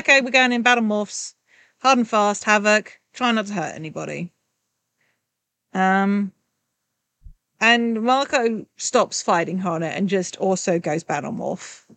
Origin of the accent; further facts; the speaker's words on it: England, United Kingdom; I'm English